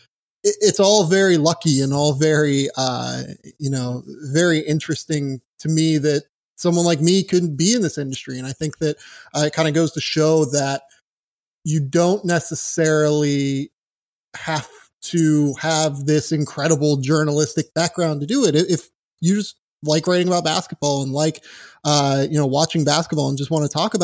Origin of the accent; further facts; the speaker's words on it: Pittsburgh, Pennsylvania, United States; moved away; I'm from Pittsburgh originally.